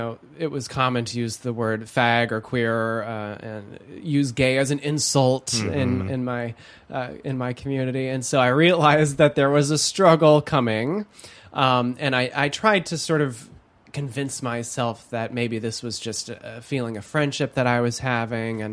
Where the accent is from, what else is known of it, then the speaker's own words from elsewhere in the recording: Holland, Michigan, United States; I was raised in Holland, Michigan, one of the most conservative counties in the United States